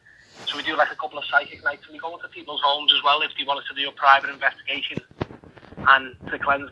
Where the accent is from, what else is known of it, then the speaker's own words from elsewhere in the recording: Liverpool, North West England, United Kingdom; we're only from Everton. I'm based, well, based in Liverpool, like mainly